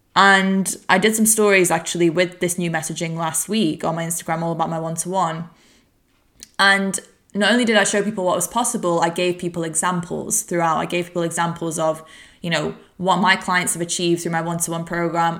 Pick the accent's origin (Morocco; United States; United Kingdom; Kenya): United Kingdom; Warrington, North West England; moved away; I'm recording this podcast from my hometown of Warrington